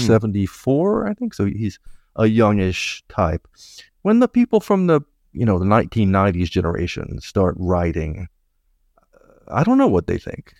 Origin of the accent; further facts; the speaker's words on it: United States; now in Montreal, Canada; I am an American